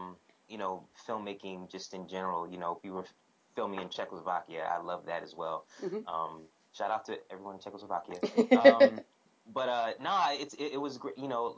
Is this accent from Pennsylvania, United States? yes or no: no; New York City, New York, United States; also born or lived in Oxford, England; I was born in Brooklyn.